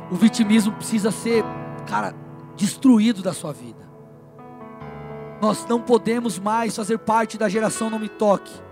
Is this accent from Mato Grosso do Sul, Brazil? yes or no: no; São Paulo, Brazil; now in Paraná, Brazil; Deus me sou de São Paulo e me trouxe para o Paraná.